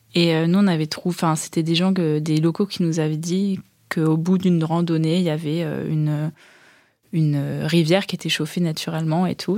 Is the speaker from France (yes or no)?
yes; Caen, Normandy, France; moi, je viens de Caen